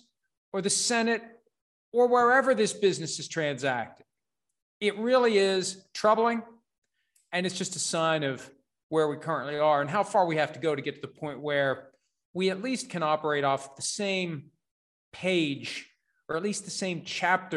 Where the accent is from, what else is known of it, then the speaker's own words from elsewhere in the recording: United States; as an American citizen